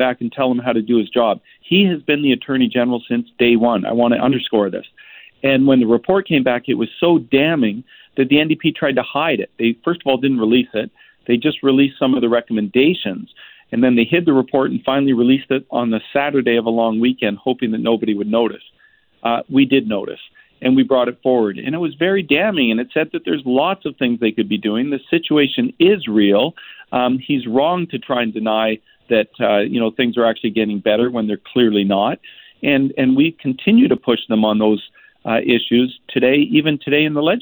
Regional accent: Vancouver, British Columbia, Canada; I was born and raised in Vancouver

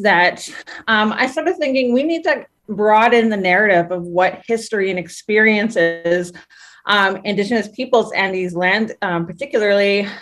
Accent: Saskatchewan, Canada; now in Hamilton, Canada; I've lived in Hamilton for 20 years now. I'm originally from Saskatchewan

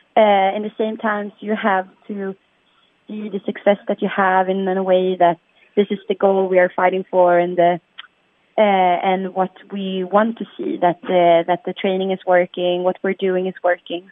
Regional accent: Sweden; We're from Sweden

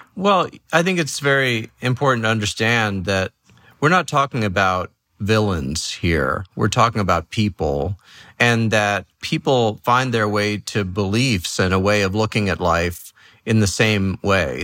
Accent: New York City, New York, United States; moved away; also born or lived in Los Angeles / San Francisco / the middle of the country; I grew up in New York City.

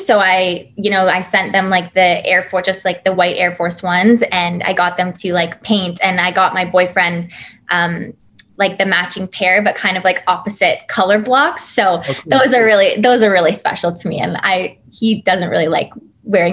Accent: Toronto, Ontario, Canada; a couple of the cast members and I being Canadian, it was really a special moment for us to be like, welcome to our hometown. This is Toronto for you

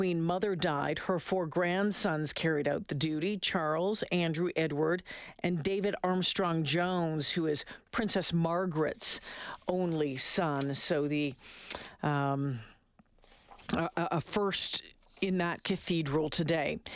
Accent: Austria; Very emotional. Extraordinary woman. We are from Austria here and we got goosebumps.

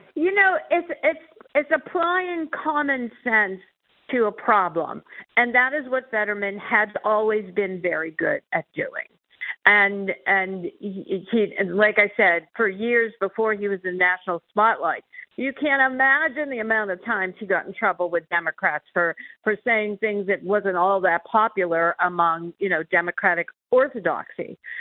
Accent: Pennsylvania, United States; my home state

